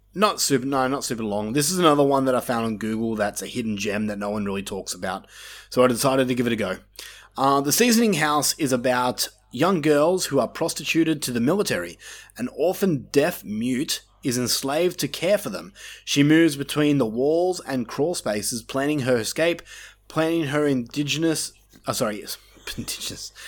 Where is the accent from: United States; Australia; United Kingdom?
Australia; we grew up in Australia, which is like backwoods compared to the rest of the world.